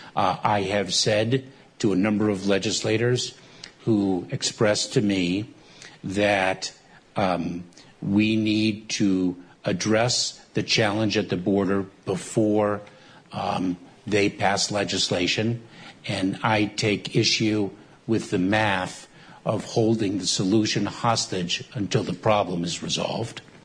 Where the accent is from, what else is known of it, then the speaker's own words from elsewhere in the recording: southern Illinois, United States; I grew up in a small coal mining town in southern Illinois, 5,000 people in the town